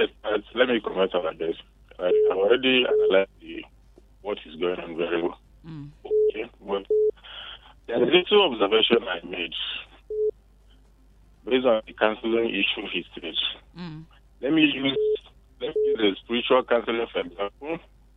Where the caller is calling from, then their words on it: South Africa; Calling from South Africa.